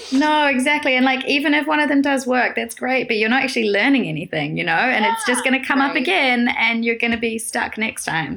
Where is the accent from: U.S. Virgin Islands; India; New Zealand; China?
New Zealand; moved away as an adult; now in Amsterdam, Netherlands; I'm originally from New Zealand